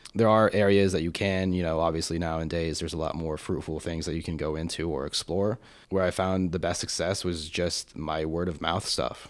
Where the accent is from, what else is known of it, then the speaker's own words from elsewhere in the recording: Colorado Springs, Colorado, United States; moved away as an adult; now in Austin, United States; I grew up in Colorado Springs